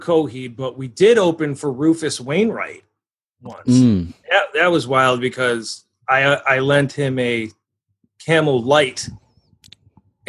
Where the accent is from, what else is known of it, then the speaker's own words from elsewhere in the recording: Rochester, New York, United States; I was born here. I was raised here from Greece, Hilton area originally, and went to Hilton High School